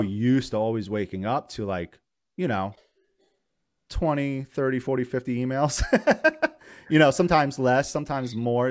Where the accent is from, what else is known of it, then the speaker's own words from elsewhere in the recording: Poughkeepsie, New York, United States; where I grew up in Poughkeepsie, New York